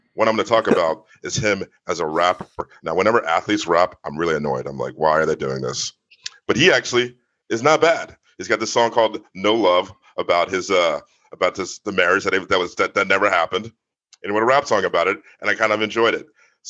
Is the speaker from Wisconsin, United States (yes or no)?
no; Dumfries, Virginia, United States; I'm from Virginia, and where I'm from in Virginia, where basically the high school I went to is a soccer power.